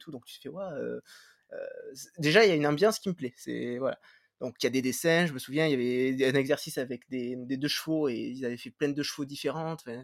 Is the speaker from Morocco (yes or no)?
no; Béziers, Occitania, France; à la base, je viens, je viens de Béziers, côté de Montpellier.